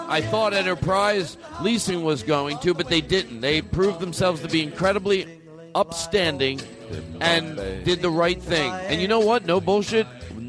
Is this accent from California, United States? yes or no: no; Philadelphia, Pennsylvania, United States; Philadelphia, Pennsylvania, my hometown, which I like very much.